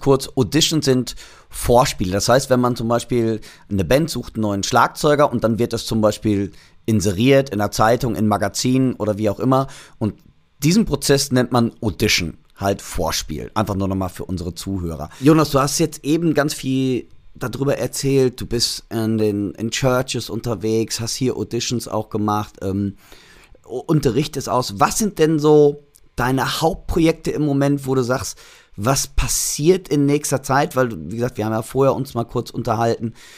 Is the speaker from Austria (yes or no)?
no; Germany; also born or lived in Los Angeles; als Deutscher